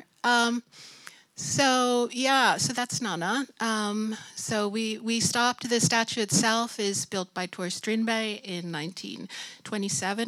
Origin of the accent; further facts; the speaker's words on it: United States; moved away as an adult; now in Sweden; I'm originally from the United States and came here in 1994